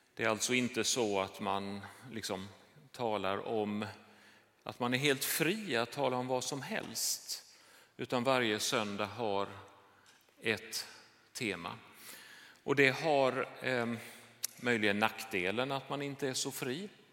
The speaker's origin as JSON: {"language": "Swedish", "town": "Jönköping", "region": "Jönköping County", "country": "Sweden", "tie": "born or raised there", "moved": "yes", "said": "det här är min hemstad."}